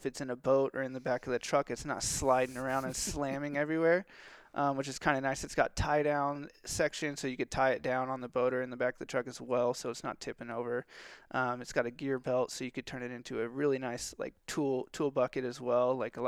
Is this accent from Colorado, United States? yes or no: no; California, United States; born there; I was born in California, and we did a lot of waterfowl stuff out there.